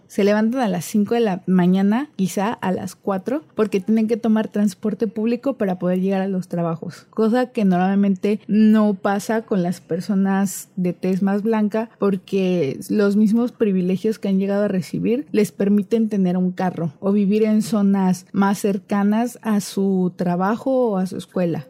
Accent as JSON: {"language": "Spanish", "town": "Cozumel", "region": "Quintana Roo", "country": "Mexico", "also_born_or_lived": "Mérida", "said": "yo soy de Cozumel, de una isla"}